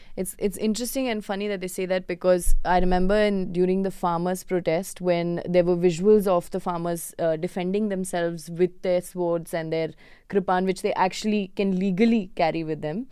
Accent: Kerala, India; moved away; I'm also from Kerala

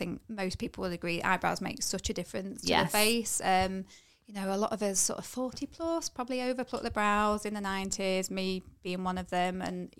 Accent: Nottingham, East Midlands, United Kingdom; now in Chesterfield, United Kingdom; No, I'm from Nottingham originally, but I've lived in Chesterfield kind of most of my life now.

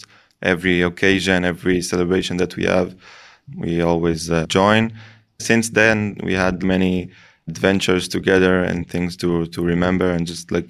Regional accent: Neve Shalom, Jerusalem District, Israel; I'm from Neve Shalom. I'm 23 years old. I was born here. I was born and raised all my life in Neve Shalom, Wahd El Salam.

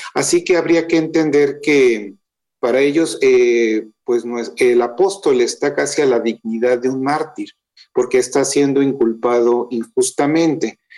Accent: Guadalajara, Jalisco, Mexico; yo soy de Guadalajara

